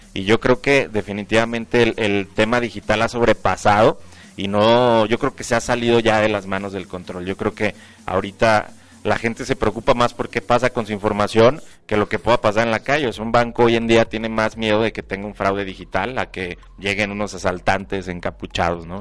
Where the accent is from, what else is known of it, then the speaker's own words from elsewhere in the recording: León, Guanajuato, Mexico; soy de aquí de León